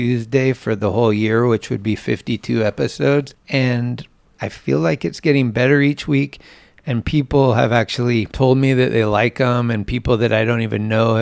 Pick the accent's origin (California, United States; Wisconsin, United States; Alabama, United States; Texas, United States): California, United States; San Carlos; also born or lived in Redwood City, California / San Francisco, California; I grew up in San Carlos and I went to school there, and then I went to high school in Redwood City